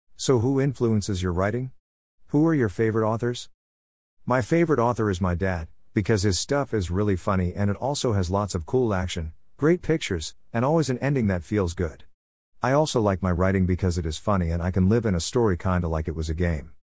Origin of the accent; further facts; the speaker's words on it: South Korea; I am from South Korea and I am also American because of my fat dad